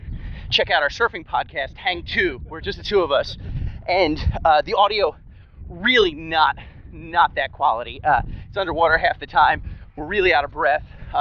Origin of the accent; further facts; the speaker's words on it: Eagleville, Pennsylvania, United States; also born or lived in Center City, Philadelphia; now in Philadelphia, United States; I grew up, not to give anyway secrets, but I grew up in Eagleville, Pennsylvania. It's in the suburbs of Philadelphia, just past Norristown, PA.